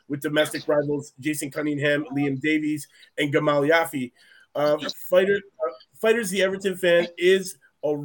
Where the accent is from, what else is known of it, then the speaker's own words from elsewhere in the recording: Canada; we're from Canada